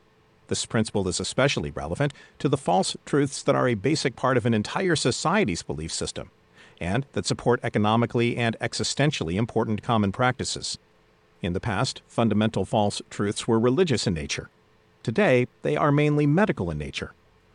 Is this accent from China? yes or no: no; Budapest, Hungary; English is a second language; Growing up in Budapest in the 1920s, I learned about the famous 19th century Hungarian obstetrician Ignaz Semmelweis